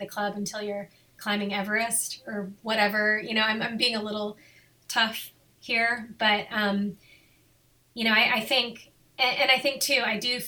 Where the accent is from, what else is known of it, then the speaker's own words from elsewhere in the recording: Lexington, Kentucky, United States; moved away as an adult; also born or lived in Arlington, Virginia; now in Boulder, United States; I grew up in Lexington, Kentucky